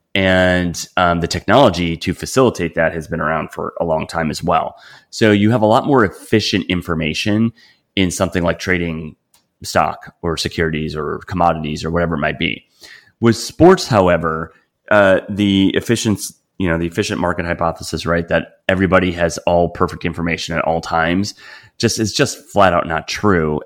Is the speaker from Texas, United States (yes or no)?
no; Wisconsin, United States; growing up in Wisconsin